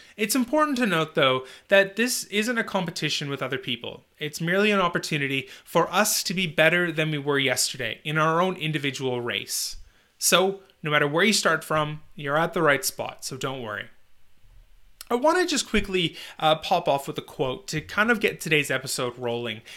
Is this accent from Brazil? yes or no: no; Northern Canada, Canada; a job delivering newspapers in my hometown in Northern Canada